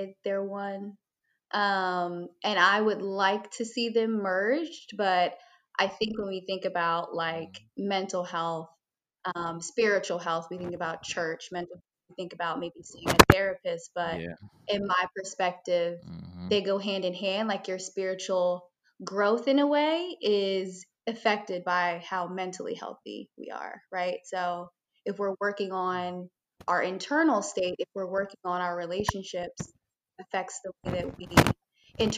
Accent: Maryland, United States; also born or lived in Hyattsville, Maryland / Howard County, Maryland / Delaware / Atlanta, Georgia; So I'm from Hyattsville, Maryland. I was living in PG until about fifth grade, and then I moved out to Howard County. So I'm from Maryland, PG/Howard County

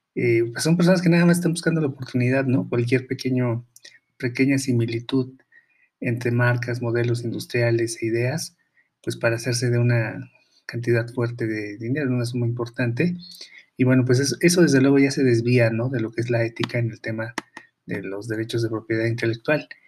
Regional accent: Mexico; aquí en México

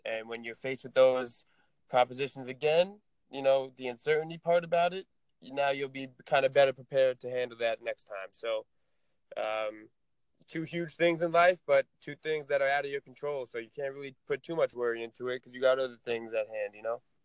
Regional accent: Tenafly, New Jersey, United States; I'm from Tenafly, New Jersey

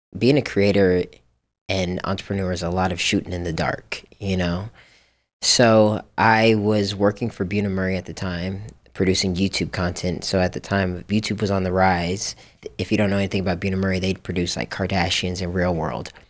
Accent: Japan; now in Los Angeles, United States; I grew up in Japan

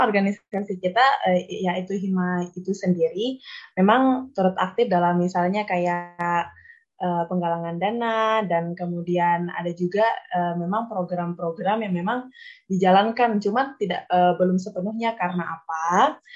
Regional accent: Aikmel, West Nusa Tenggara, Indonesia; moved away as an adult; now in Mataram, Indonesia; saya ini berasal dari Lombok Timur, Aikmal khususnya

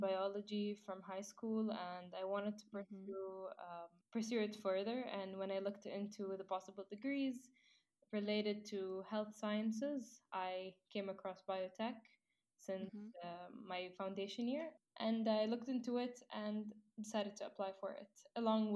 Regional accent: United Arab Emirates; I am an Emirati from the United Arab Emirates

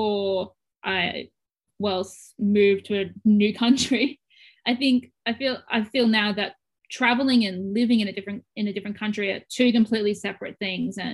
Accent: Australia; first language English; moved away as an adult; now in Japan

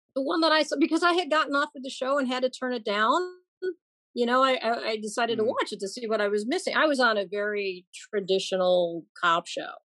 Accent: Chicago, Illinois, United States; I grew up in Chicago, born and raised

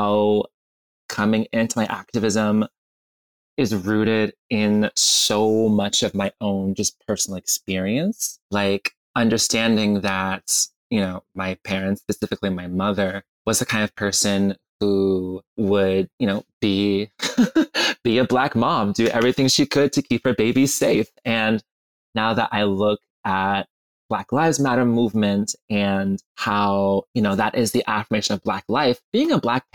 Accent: Georgia, United States; growing up, we grew up in Georgia

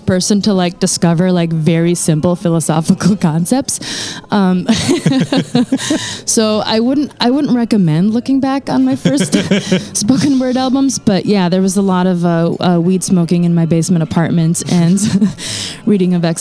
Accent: North Dakota, United States; moved away; I grew up in North Dakota

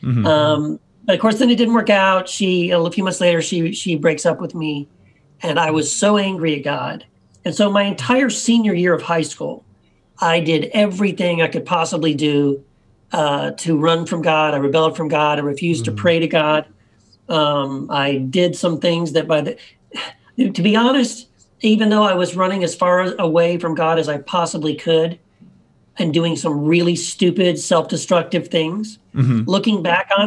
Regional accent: Eagle Pass, Texas, United States; also born or lived in Tennessee; we moved away to Eagle Pass

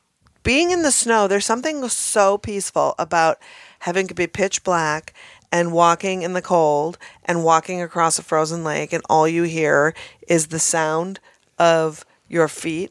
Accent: Minnesota, United States; Again, I'm from Minnesota.

